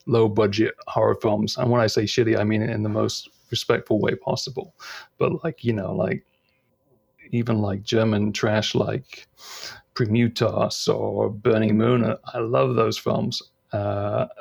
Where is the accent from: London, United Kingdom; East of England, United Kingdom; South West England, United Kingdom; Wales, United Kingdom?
East of England, United Kingdom; East Anglia; And I'm from East Anglia